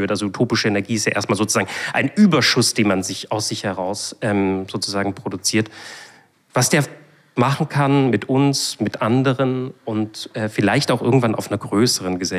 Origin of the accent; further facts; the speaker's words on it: Hamburg, Germany; ich komme ja aus Hamburg, da pflegen wir das Hamburger Sie.